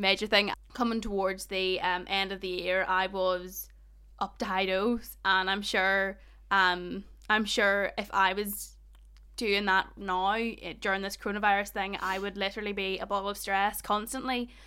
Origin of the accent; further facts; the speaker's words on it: Ballymena, Northern Ireland, United Kingdom; accent: Ballymena; I don't even have a strong Ballymena accent